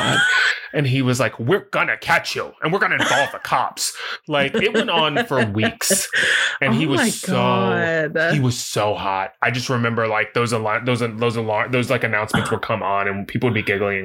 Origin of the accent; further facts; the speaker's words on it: the South, United States; I grew up in the South